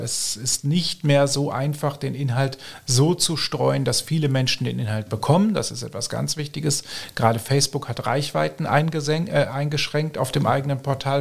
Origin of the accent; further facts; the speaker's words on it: Germany; moved away as an adult; now in Austria; Ich komme ursprünglich aus Deutschland, auch wenn ich mittlerweile schon sieben Jahre hier lebe.